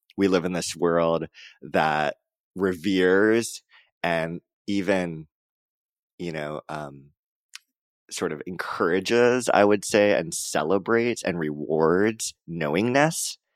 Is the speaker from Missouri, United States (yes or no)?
no; Hawaii, United States; moved away; also born or lived in Joshua Tree, California; I'm from Hawaii